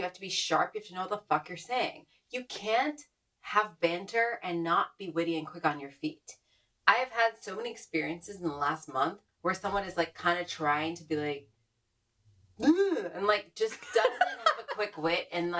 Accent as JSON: {"language": "English", "region": "Northeast", "country": "United States", "said": "I'm from the Northeast. For better or worse, I know I have a kind of different kind of upbringing, but ultimately I think I'm very informed by Northeastern humor."}